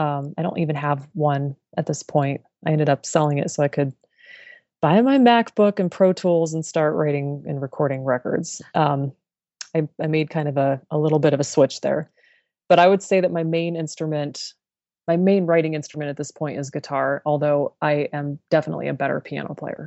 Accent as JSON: {"language": "English", "region": "Colorado", "country": "United States", "tie": "born or raised there", "said": "I grew up in the Colorado mountains, and I love the outdoors, flowers, and long walks."}